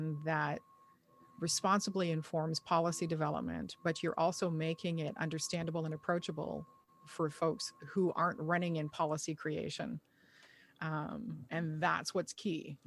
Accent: Montreal, Quebec, Canada; I'm born in Montreal.

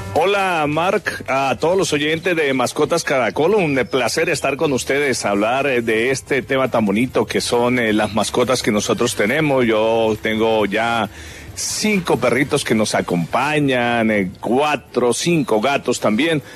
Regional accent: La Palma, Cundinamarca, Colombia; moved away; also born or lived in Bogotá / Bucaramanga; Yo desde que nací tenía un perrito en La Palma de Cundinamarca, que es mi pueblo

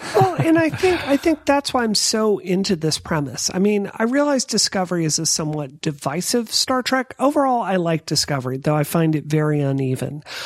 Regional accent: Mississippi, United States; I grew up in Mississippi.

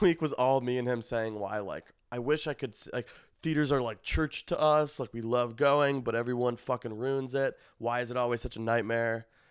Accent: Skokie, Illinois, United States; moved away; in my hometown, in Skokie

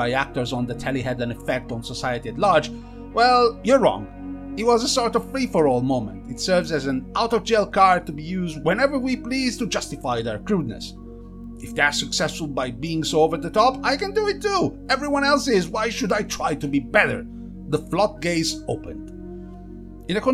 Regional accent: Pontedera, Tuscany, Italy; I come from Pontedera and I'm proud of it

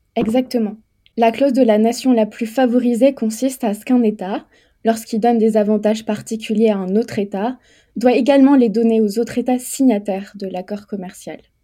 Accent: France; je suis une femme européenne, mais je suis française

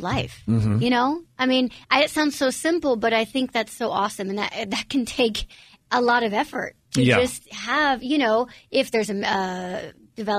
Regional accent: United States; my biological parents were born and raised in Romania. I was actually born in the States.

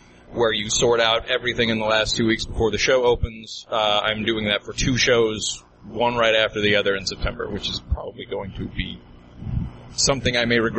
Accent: New Zealand; Yeah, I grew up in New Zealand

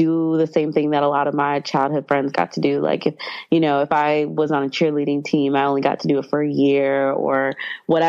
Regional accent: Atlanta, Georgia, United States; now in New York City, United States; growing up in Atlanta

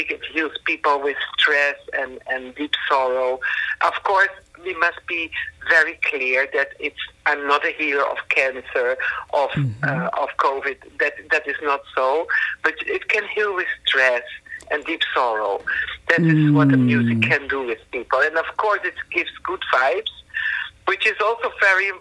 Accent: Netherlands; I will stay in the Netherlands. That's my home country.

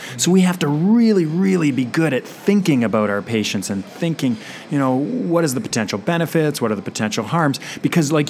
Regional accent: Canada; accent: Canadian; I'm from Canada. I'll try to keep my outs and abouts to a minimum and the A's

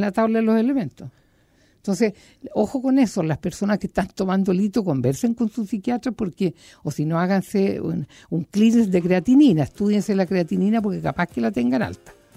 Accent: Puerto Montt, Los Lagos, Chile; moved away; la gente de mi tierra, de Puerto Montt

